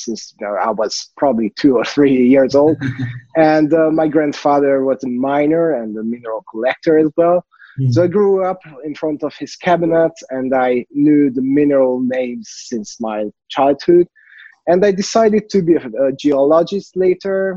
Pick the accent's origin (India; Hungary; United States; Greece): Hungary; from Hungary